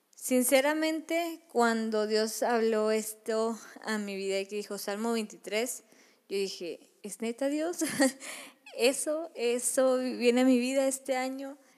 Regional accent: Monterrey, Nuevo León, Mexico; yo soy de Monterrey

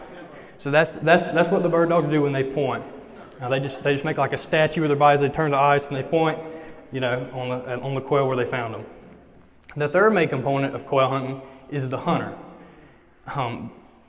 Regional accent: Eufaula, Alabama, United States; now in Troy, United States; I'm from Eufaula, the big bustling metropolis of Eufaula, Alabama

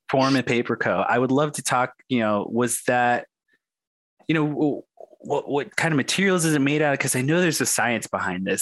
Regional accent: Arizona, United States; I'm a Native American and I grew up on the Indian reservation here in Arizona

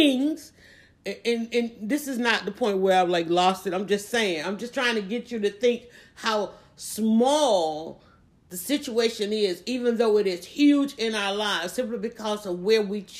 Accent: Atlanta, Georgia, United States; I live in Atlanta. I was born and raised in Atlanta

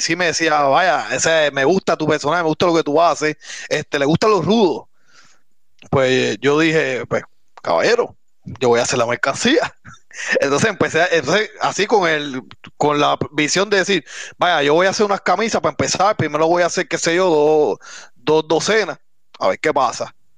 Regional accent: Puerto Rico; also born or lived in Miami, Florida, United States; mis padres pasaron acá a Puerto Rico y, pues yo me crié básicamente en Puerto Rico, desde, este, estudié en las escuelas de Puerto Rico

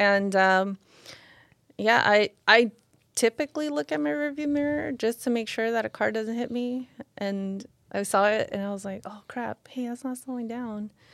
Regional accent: Lynwood, California, United States; I grew up in Linwood.

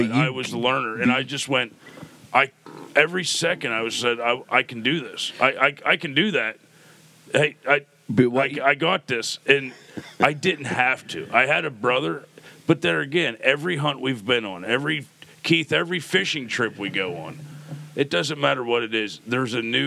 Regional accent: Pennsylvania, United States; we're from Pennsylvania

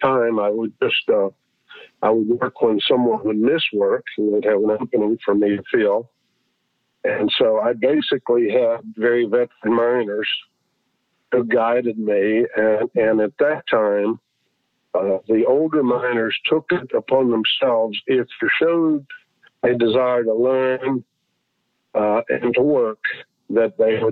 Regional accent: Ravencliff, West Virginia, United States; also born or lived in Glen Rogers, West Virginia; I grew up on the edge of a coal mining town called Glen Rogers, West Virginia, and I grew up in Ravencliff, West Virginia

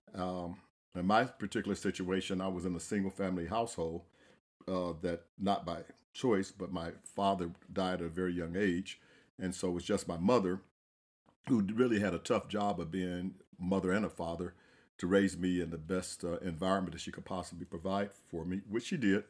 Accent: Central Florida, United States; I am from Central Florida

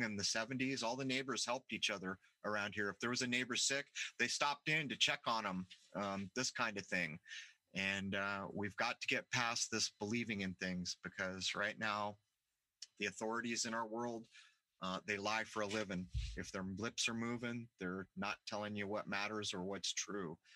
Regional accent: Southern California, United States; I grew up in Southern California where there is real Mexican food

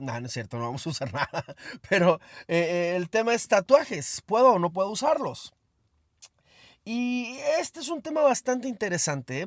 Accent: Mexico; Soy mexicano.

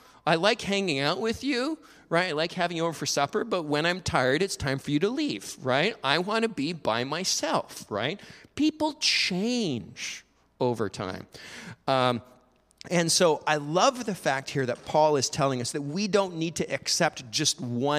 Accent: Alberta, Canada; I grew up in Alberta

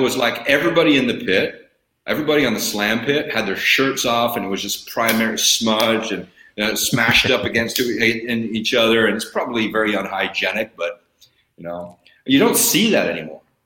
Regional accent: Bakersfield, California, United States; moved away; I still have tremendous love in my heart for it, for my hometown, because I'm, it's my hometown.

